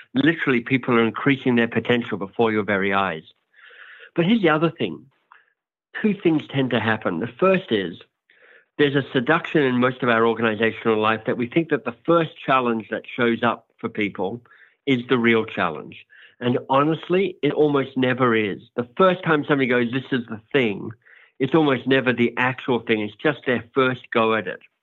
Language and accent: English; Australia; accent: Australian; moved away as an adult; also born or lived in Oxford, England / United States; now in Toronto, Canada; I'm Australian, hence my outrageously good accent.